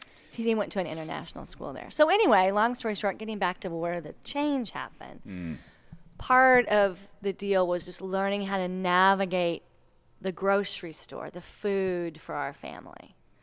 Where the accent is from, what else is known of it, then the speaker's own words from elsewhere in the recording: Texas, United States; also born or lived in Connecticut, United States; We're originally Texans, so we're from the South.